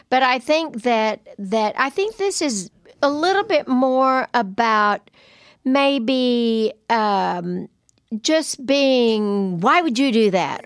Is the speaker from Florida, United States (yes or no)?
no; Lubbock, Texas, United States; I'm from Lubbock